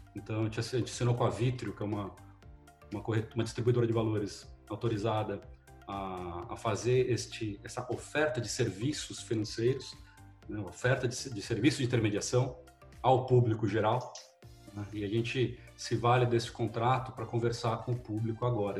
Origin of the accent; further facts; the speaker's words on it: Brazil; eu sou brasileiro, nascido criado